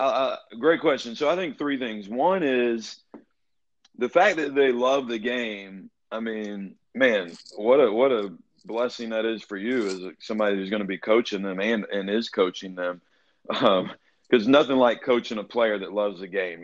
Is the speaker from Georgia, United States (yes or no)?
yes; Atlanta, Georgia, United States; I'm from Atlanta originally, and like you said, I went to Brookwood High School.